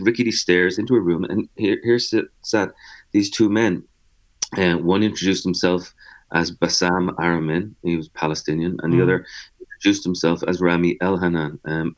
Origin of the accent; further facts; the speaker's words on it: Dublin, Leinster, Ireland; now in New York, United States; I'm from Dublin